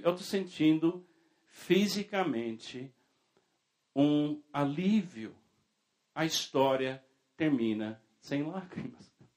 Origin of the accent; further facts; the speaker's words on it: United States; na minha infância, na minha juventude, na Igreja Batista nos Estados Unidos.